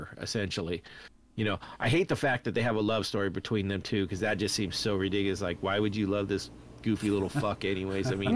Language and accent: English; California, United States; I'm from California and you know, we are the land of earthquakes